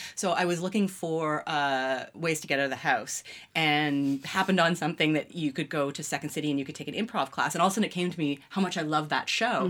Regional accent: London, Ontario, Canada; also born or lived in Toronto / Mississauga; I kind of grew up, grew up in London, Ontario

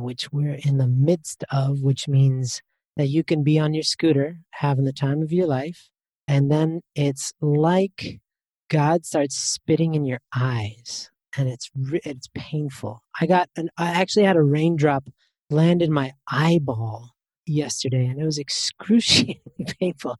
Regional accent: Canada; I'm from Canada

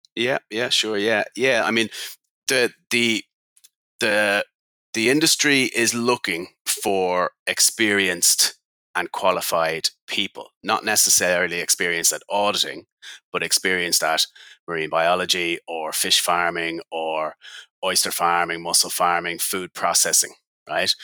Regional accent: Ireland; I'm Irish, living on the west coast of west coast of Ireland

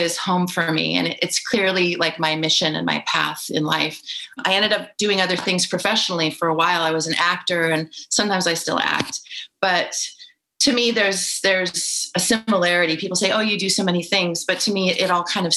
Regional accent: California, United States; I grew up in California in the 70s

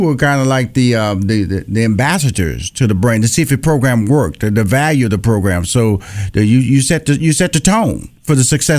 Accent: Houston, Texas, United States; I'm from Houston, Texas, and I went down to Louisiana

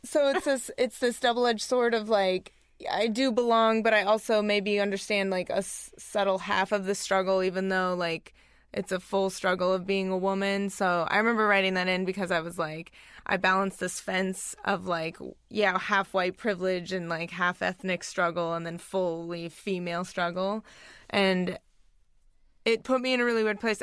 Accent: Wyoming, United States; moved away; I grew up in Wyoming, kind of one of the only Asian families there

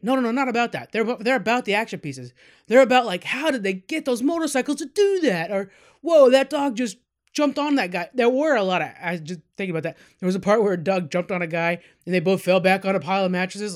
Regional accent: California, United States; we're from California

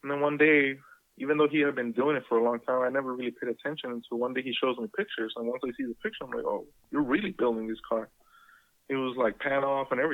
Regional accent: Guadalajara, Jalisco, Mexico; moved away; as I grew up in Guadalajara

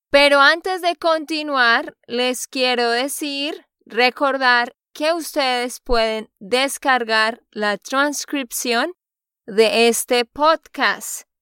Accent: Texas, United States; de Texas, Estados Unidos.

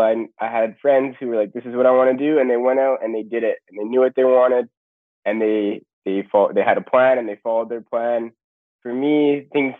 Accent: East St. Paul, Manitoba, Canada; also born or lived in Winnipeg, Manitoba; I grew up just outside of Winnipeg.

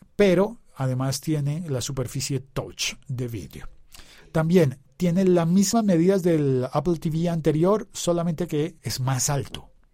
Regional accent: Colombia; also born or lived in Bogotá; mi país, de Colombia

